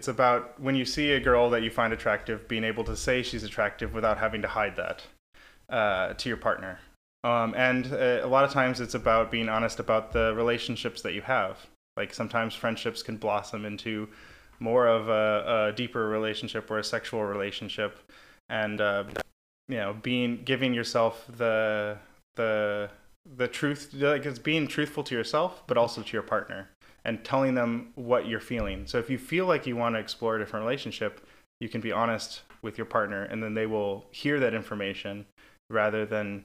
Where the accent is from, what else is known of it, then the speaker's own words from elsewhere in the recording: Midwest, United States; now in San Francisco, United States; I grew up in the Midwest where that was not a concept.